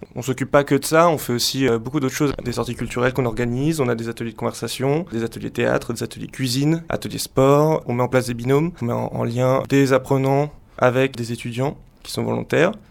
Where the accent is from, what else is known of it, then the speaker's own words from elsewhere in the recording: Bangladesh; French is a second language; moved away as an adult; now in France; je suis originaire de Bangladesh et je suis en France euh, depuis deux ans.